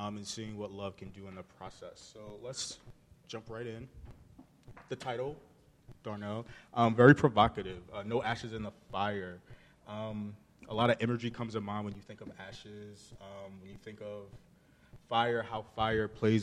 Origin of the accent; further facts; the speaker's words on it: Baltimore, Maryland, United States; moved away; I'm from Baltimore.